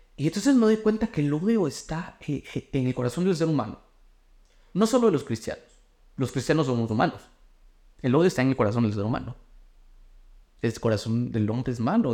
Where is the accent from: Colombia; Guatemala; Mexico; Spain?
Guatemala; yo soy de Guate